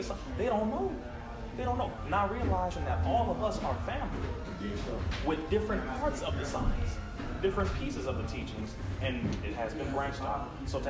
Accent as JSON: {"language": "English", "region": "California", "country": "United States", "said": "I'm from California"}